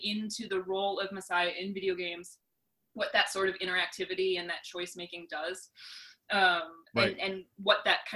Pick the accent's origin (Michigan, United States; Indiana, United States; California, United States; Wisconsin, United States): Wisconsin, United States; moved away as an adult; now in Brentwood, United States; I'm originally from Wisconsin